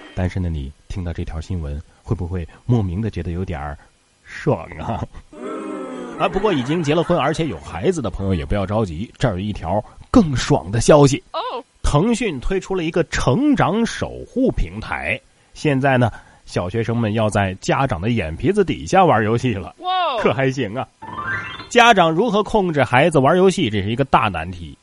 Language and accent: Chinese; Northeast China, China; 可见咱们大东北的暖炕是多么的重要啊